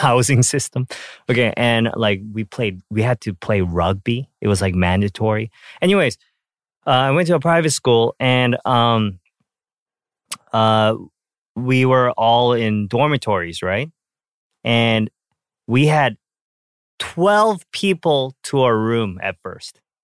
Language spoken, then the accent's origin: English; Canada; when I, um, was growing up in Canada, uh, I think I was, like, twelve, thirteen